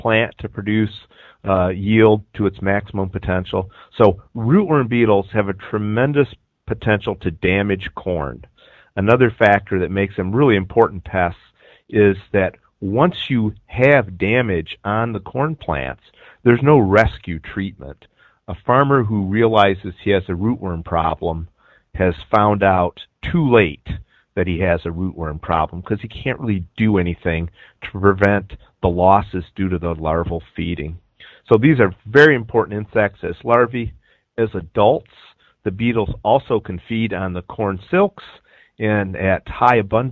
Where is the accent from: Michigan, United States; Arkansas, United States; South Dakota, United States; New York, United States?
Michigan, United States; moved away as an adult; also born or lived in Arizona; now in Illinois, United States; I'm originally from Michigan